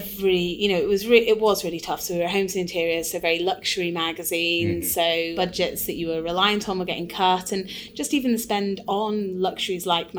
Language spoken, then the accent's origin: English; Blackpool, North West England, United Kingdom; now in Scotland, United Kingdom; I'm from Blackpool, and my granddad used to own a rock factory